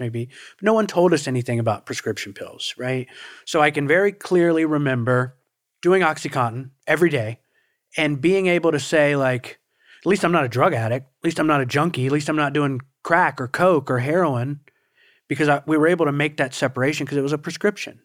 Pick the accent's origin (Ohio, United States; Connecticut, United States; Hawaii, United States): Ohio, United States; Portsmouth; moved away as an adult; also born or lived in Huntington, West Virginia; now in South Florida, United States; I'm from Portsmouth, Ohio is where I was, you know, raised from four years old on